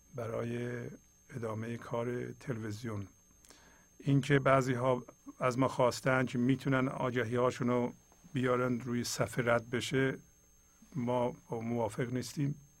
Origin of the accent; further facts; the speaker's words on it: Iran; first language Persian; moved away; ایرانی هستیم فارسی زبان هستیم